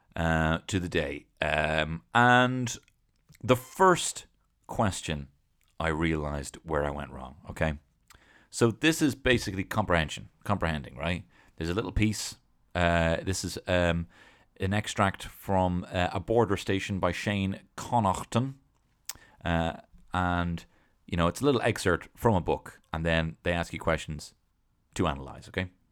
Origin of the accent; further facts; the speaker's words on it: Dublin, Leinster, Ireland; moved away; also born or lived in London; I'm from Dublin